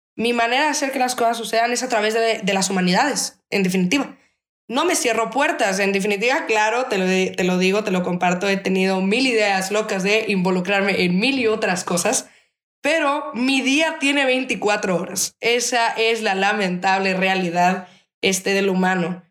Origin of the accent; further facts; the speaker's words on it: Mexico; somos mexicanos porque vivimos en una tierra que han pisado ancestros